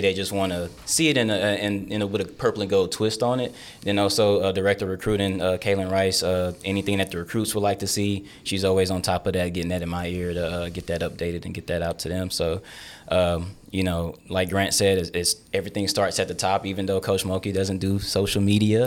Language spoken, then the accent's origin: English; Texas, United States; moved away; also born or lived in Lake Charles, Louisiana; my home state